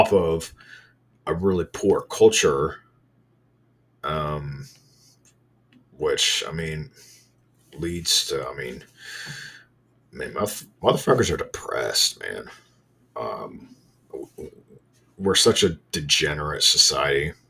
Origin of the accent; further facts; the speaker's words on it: Indiana, United States; I'm from Indiana. We got this thing called I-STEP.